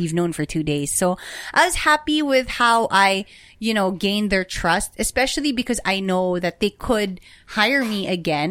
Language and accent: English; Philippines; our culture as Filipino people.